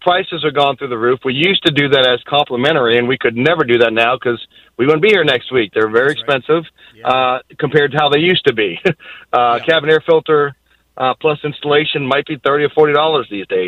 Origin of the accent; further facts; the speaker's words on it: Boston, Massachusetts, United States; I'm from Boston